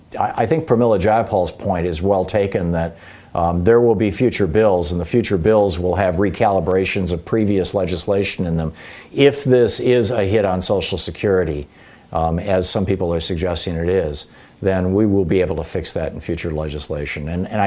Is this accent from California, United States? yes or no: no; Michigan, United States; moved away; also born or lived in New Hampshire / Vermont; When I grew up in Michigan and when we lived in New Hampshire and Vermont, they're all big deer hunting states.